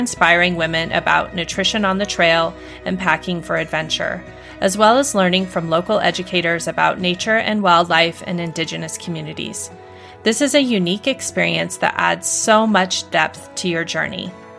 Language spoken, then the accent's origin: English; Northwest Montana, United States; I grew up in Northwest Montana